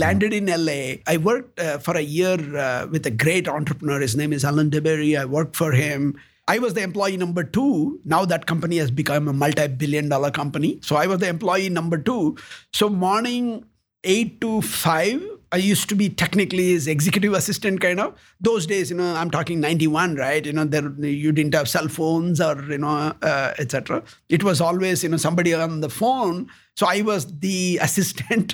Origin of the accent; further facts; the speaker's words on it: South India, India; moved away as an adult; also born or lived in United States; now in Columbus, United States; I was born in India